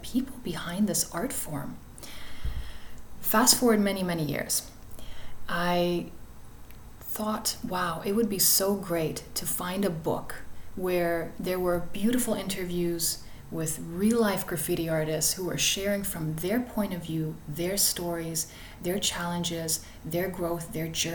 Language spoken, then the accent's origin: English; Toronto, Ontario, Canada; I grew up in Flemington Park in Toronto